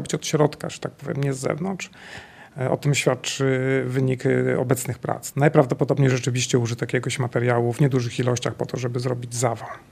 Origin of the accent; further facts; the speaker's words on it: Bolków, Lower Silesian Voivodeship, Poland; pochodzę z Bolkowa. Dzieliło mnie od góry w latach dzieciństwa około dwustu metrów